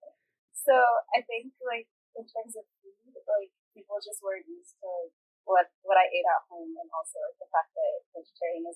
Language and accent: English; Northern Virginia, United States; I grew up in Virginia, I grew up in a pretty non-brown part of Virginia. Of Northern Virginia